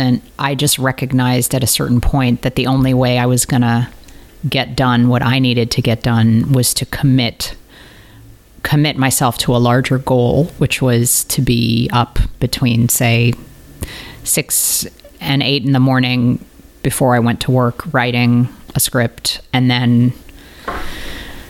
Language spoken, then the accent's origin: English; St. Louis, Missouri, United States; I grew up in St. Louis, Missouri, the home of Ferguson.